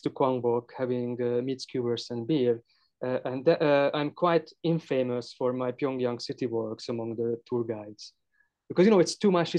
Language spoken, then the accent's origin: English; Hungary